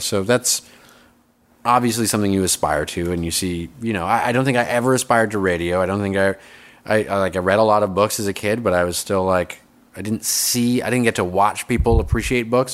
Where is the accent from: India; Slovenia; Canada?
Canada; Fort McMurray, Alberta; moved away; also born or lived in Toronto; I grew up in northern Alberta, a town called Fort McMurray